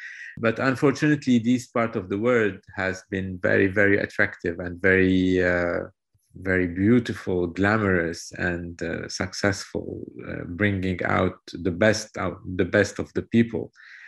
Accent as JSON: {"language": "English", "country": "Lebanon", "tie": "born or raised there", "moved": "as an adult", "lives_now": "Paris, France", "said": "I'm Lebanese. I'm from Lebanon. I've been in Paris since I was born and raised in Lebanon. Then I studied in Paris. I came back to Lebanon mid-90s"}